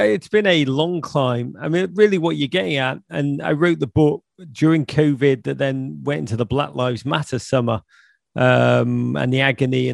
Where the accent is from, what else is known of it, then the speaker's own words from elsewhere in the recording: Liverpool, North West England, United Kingdom; I grew up in Liverpool